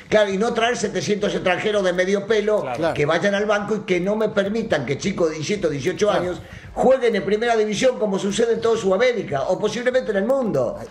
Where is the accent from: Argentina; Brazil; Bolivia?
Argentina; now in Mexico; yo soy argentino, no soy mexicano